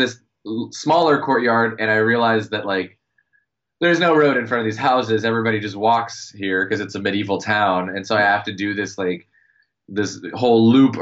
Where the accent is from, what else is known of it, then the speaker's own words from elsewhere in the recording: United States; I'm American